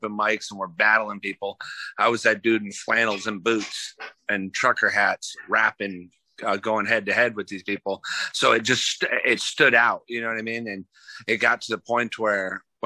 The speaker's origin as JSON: {"language": "English", "town": "Lakeland", "region": "Florida", "country": "United States", "tie": "born or raised there", "also_born_or_lived": "Michigan", "said": "I'm from Florida. I was raised in Polk County, Lakeland. Born in Michigan, but I've been raised"}